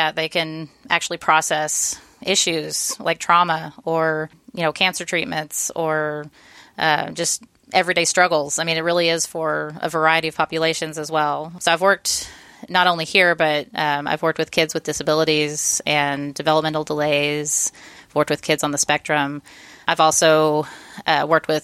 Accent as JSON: {"language": "English", "town": "Austin", "region": "Texas", "country": "United States", "tie": "born or raised there", "also_born_or_lived": "Georgetown, Texas", "said": "I grew up here in Austin"}